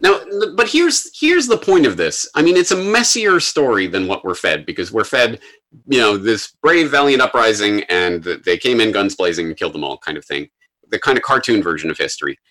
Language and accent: English; Canada; now in Japan; I'm a Canadian in Japan